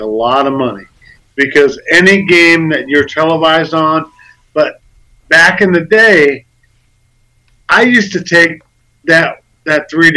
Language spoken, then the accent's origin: English; United States; I'm from America